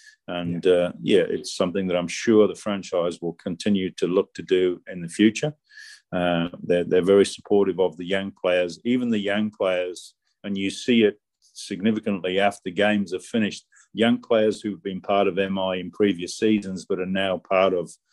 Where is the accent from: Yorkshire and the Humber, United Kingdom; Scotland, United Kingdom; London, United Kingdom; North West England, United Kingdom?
Yorkshire and the Humber, United Kingdom; I was brought up in Yorkshire.